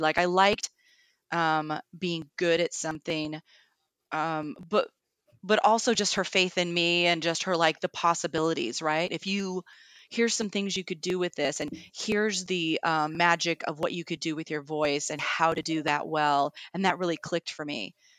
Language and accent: English; Kennewick, Washington, United States; moved away as an adult; also born or lived in Seattle / France; i grew up in the tri-cities which is eastern washington state for those who don't know in kennewick